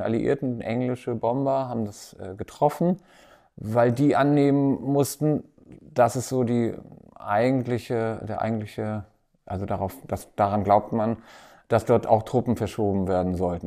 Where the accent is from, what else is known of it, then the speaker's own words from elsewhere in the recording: Timmendorfer Strand, Schleswig-Holstein, Germany; also born or lived in Hamburg; now in Berlin, Germany; Aber ich komme ja hier aus der Gegend, aus Timnower Strand und habe hier auch angefangen